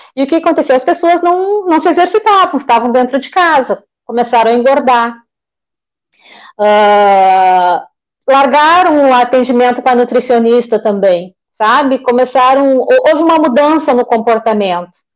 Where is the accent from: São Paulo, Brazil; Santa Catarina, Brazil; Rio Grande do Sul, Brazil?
Rio Grande do Sul, Brazil; Porto Alegre; Eu sou nascida e criada em Porto Alegre, sou tri porto-alegrense.